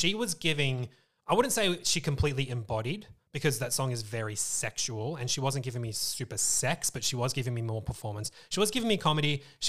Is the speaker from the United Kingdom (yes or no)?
no; Moorabbin, Victoria, Australia; Eastern suburbs, Moorabbin.